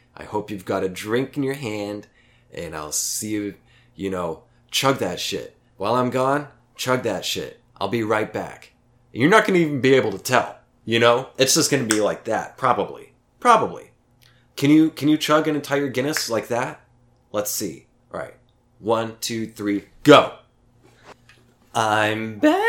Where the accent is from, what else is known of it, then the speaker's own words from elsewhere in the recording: Oklahoma, United States; now in Austin, United States; my hometown in Oklahoma